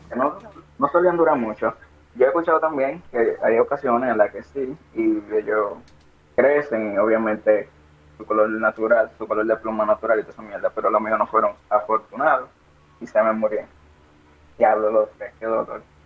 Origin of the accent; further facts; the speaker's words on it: Santo Domingo, Dominican Republic; nací en Santo Domingo, no en San Juan